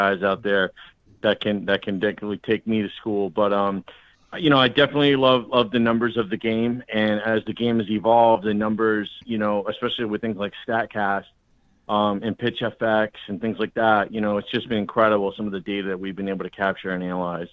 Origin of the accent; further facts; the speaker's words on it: Boston, Massachusetts, United States; moved away; I'm originally from Boston, so I'm a fan of the Red Sox